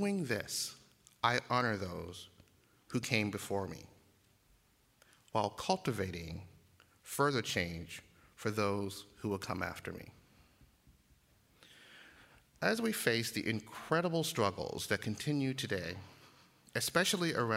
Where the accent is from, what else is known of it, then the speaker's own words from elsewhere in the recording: Uniontown, Alabama, United States; I grew up just 30 miles west of Selma in Uniontown, Alabama